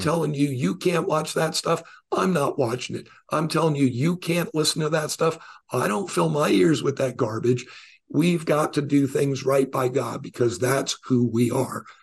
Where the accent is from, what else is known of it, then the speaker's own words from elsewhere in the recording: New York, United States; I was born in New York